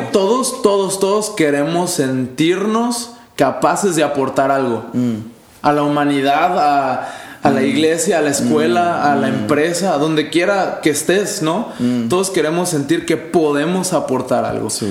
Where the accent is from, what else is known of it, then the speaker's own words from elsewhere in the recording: Mexico; now in El Paso, United States; como ciudadano mexicano